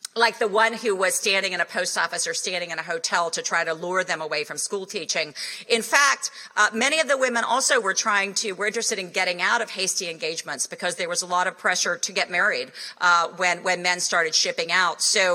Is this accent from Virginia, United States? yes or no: yes; Roanoke, Virginia, United States; not far from where I grew up in Roanoke.